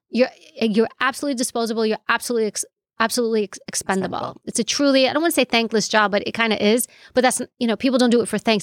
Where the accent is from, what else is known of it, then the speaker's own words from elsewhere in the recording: New York City, New York, United States; first language Greek; English is a second language; I grew up in New York City, and my parents were immigrated here from Europe, from Greece